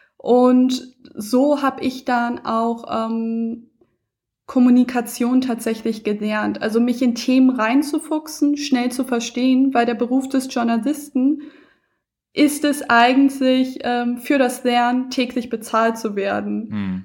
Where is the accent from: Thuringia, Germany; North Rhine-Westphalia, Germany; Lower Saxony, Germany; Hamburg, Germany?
Hamburg, Germany; moved away as an adult; now in Berlin, Germany; ich bin eine richtige Hamburger Dern und Wahlberlinerin mittlerweile.